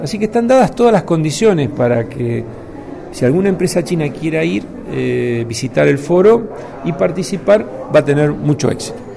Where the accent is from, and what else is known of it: Argentina